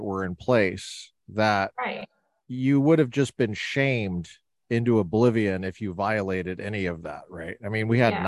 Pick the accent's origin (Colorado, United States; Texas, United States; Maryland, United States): Colorado, United States; now in California, United States; I'm from Colorado. I grew up in Colorado